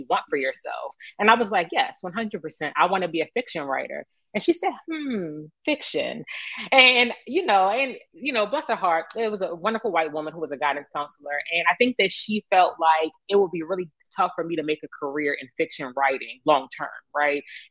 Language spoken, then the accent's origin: English; Baltimore, Maryland, United States; I grew up in East Baltimore